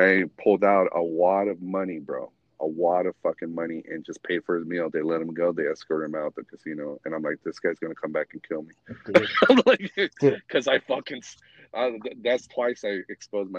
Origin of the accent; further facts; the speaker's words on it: Reno, Nevada, United States; I grew up in Reno